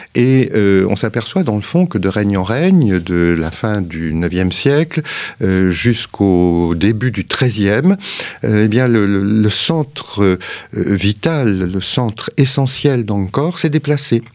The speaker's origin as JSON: {"language": "French", "country": "France", "said": "on est français et cartésien"}